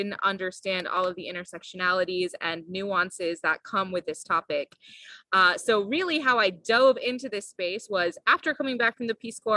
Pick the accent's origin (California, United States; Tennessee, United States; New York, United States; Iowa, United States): Iowa, United States; I grew up in Iowa.